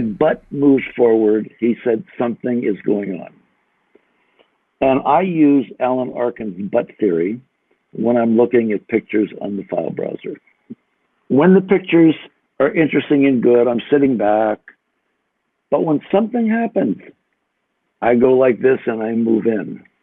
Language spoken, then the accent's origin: English; United States; I'm an American